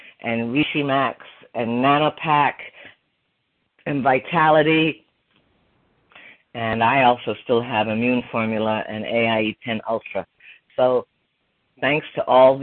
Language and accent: English; Ireland; moved away as an adult; also born or lived in Canada; now in Plymouth, Michigan, United States; I grew up in Ireland in the 60s and I moved to Canada in the 70s and then I moved to America in the 80s